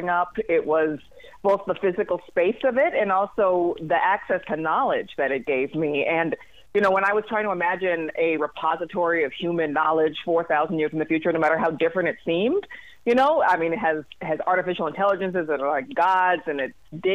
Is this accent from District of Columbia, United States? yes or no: yes; Washington, District of Columbia, United States; I grew up in Washington, D.C.